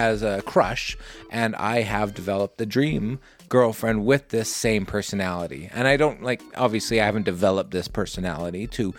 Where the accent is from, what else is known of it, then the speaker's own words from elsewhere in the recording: Southern Alberta, Canada; in my hometown in Southern Alberta.